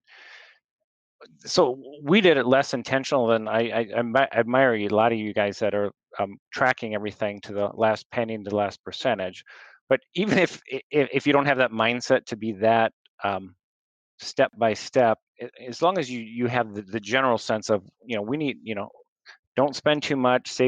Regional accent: Lake Mills, Iowa, United States; I'm from Lake Mill

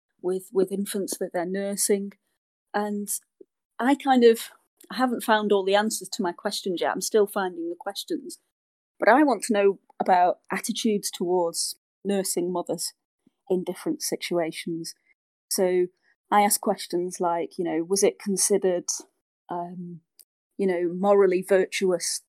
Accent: United Kingdom; I'm British

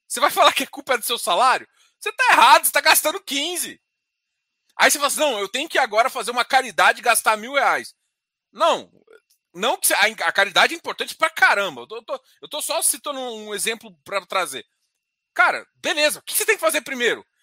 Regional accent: Brazil; A gente é brasileiro

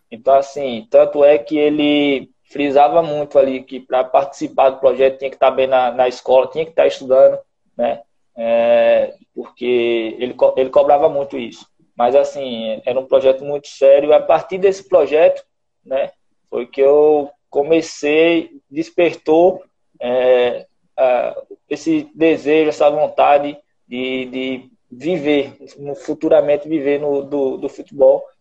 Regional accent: Alagoas, Brazil; also born or lived in São Bernardo do Campo; É, não, sou nasci em São Bernardo do Campo, né? Mas vim muito novo para cá, da Alagoas. Acho que eu tinha uns 4, 5 anos. É, aí, mas nasci em São Paulo.

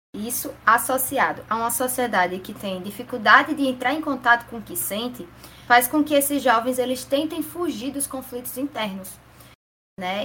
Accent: Natal, Rio Grande do Norte, Brazil; eu sou de Natal, Rio Grande do Norte

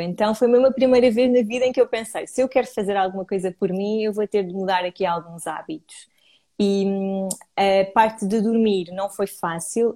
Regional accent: Cascais, Lisbon, Portugal; sou de Lisboa, na verdade cresci em Cascais, mas vivo, vivo por aqui.

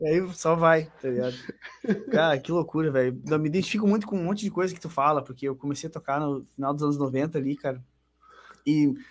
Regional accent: Porto Alegre, Rio Grande do Sul, Brazil; now in Caxias do Sul, Brazil; mas eu me criei na, na Grande Porto Alegre lá.

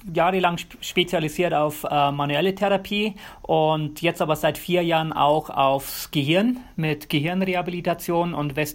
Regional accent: Bavaria, Germany; moved away as an adult; now in United States; Und ja, ich bin in Bayern aufgewachsen, Bayern geboren. Ähm, ich brauche Berge, ohne Berge geht es bei mir nicht.

